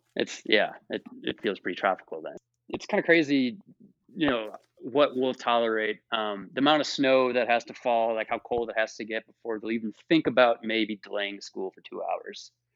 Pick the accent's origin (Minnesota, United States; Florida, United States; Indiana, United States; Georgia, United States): Minnesota, United States; moved away; also born or lived in the South (US); I'm from Minnesota